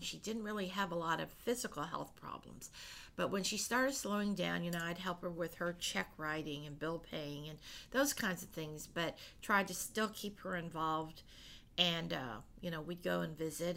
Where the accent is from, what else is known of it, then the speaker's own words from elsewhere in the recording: United States; I am born here in, in, you know America and have been you know I grew up with all the American ways